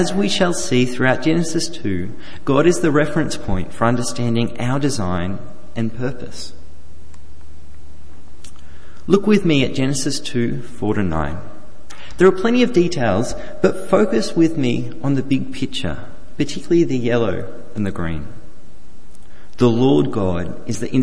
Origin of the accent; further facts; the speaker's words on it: Australia; the farm that I grew up on the New South Wales-Victorian border